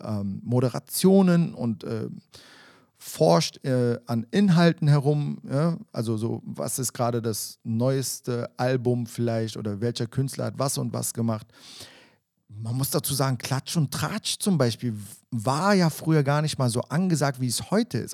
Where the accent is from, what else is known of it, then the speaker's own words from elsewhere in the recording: Berlin, Germany; mit dem bin ich ja teilweise im Wedding auch groß geworden